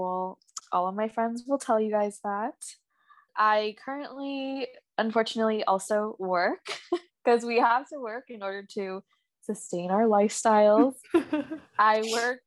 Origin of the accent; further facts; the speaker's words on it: Buffalo, New York, United States; moved away as an adult; also born or lived in Chicago; I was born and raised in Buffalo, New York